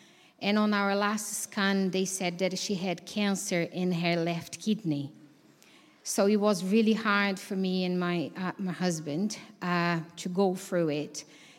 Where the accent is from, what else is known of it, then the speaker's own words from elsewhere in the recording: Brazil; moved away; I'm from Brazil, and my dad is a pastor in Brazil.